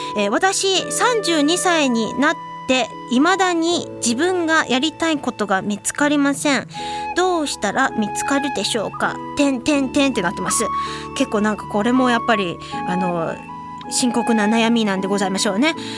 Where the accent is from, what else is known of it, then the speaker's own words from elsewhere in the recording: Hiroshima, Japan; え広島市出身なんですけれどもこの広島は実は神楽がすごく盛んなところでして、えー、そこに生まれ育っております